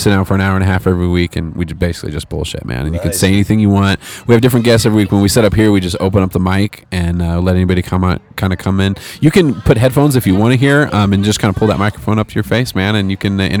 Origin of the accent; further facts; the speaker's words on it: California, United States; moved away as an adult; I moved out here from California about a decade ago and fell in love with it too. Never went back.